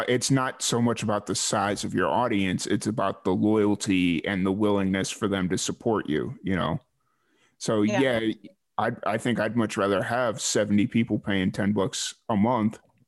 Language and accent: English; Chicago, Illinois, United States; I'm from Chicago